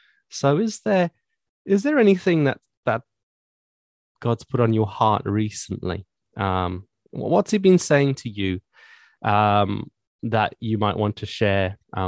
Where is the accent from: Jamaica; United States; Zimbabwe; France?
Zimbabwe; accent: Zimbabwean; now in United Kingdom